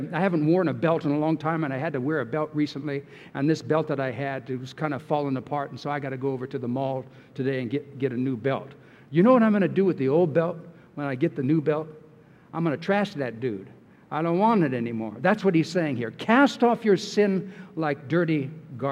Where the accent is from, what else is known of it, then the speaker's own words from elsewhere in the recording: California, United States; I'm from California